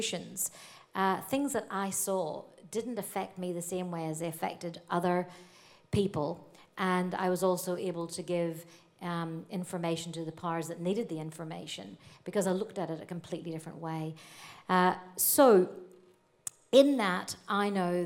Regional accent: Northern Ireland, United Kingdom; accent: North Antrim Coast; moved away as an adult; now in Australia; growing up in Ireland, the trouble started in 1967, the year I was born

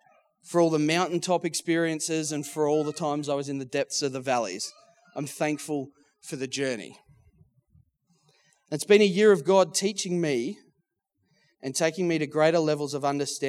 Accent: Geelong, Victoria, Australia; now in Melbourne, Australia; I was born in Geelong, grew up in Geelong, loved my footy, so it was essentially the dream job for a Geelong boy.

